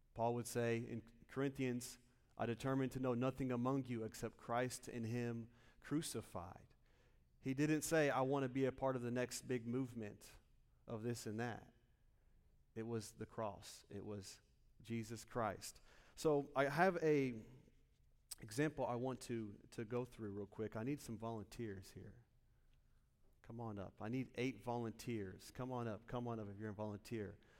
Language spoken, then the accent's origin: English; Muncie, Indiana, United States; moved away as an adult; now in Lakeland, United States; I'm originally from Muncie, Indiana.